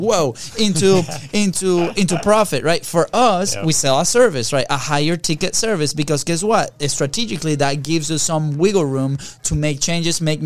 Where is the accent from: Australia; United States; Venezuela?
Venezuela; moved away; we're two kids from Venezuela